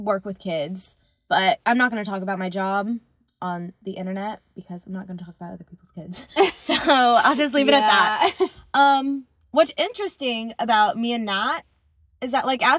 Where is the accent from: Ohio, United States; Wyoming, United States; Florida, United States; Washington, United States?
Ohio, United States; we grew up together. We're from Ohio.